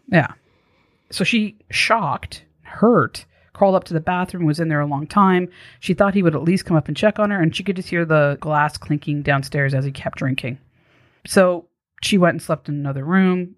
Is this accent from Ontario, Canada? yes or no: yes; Toronto, Ontario, Canada; moved away; I'm from Toronto, originally